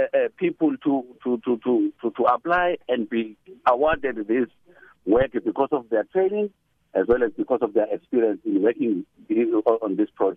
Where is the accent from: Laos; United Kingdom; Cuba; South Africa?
South Africa; Pietermaritzburg, KwaZulu-Natal; I'm from Pietermaritzburg.